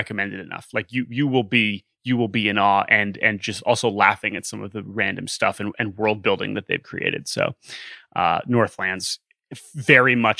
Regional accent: Maryland, United States; where we grew up in Maryland

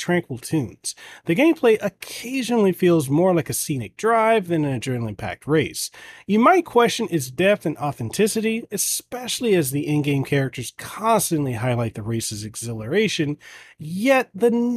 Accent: Hawaii, United States; I'm Hawaiian. I'm from Hawaii. I grew up out here

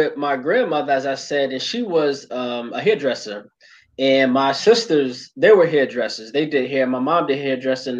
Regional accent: Hartford, Connecticut, United States; I'm from Hartford, Connecticut. Born and raised my whole life

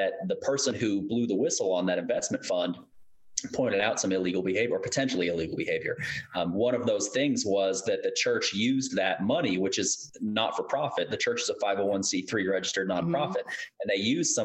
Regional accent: Kentucky, United States; I grew up in Kentucky

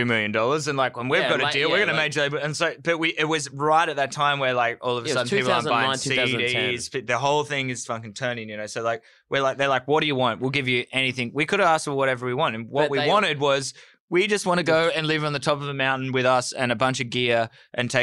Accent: Gold Coast, Queensland, Australia; moved away; We're from the Gold Coast.

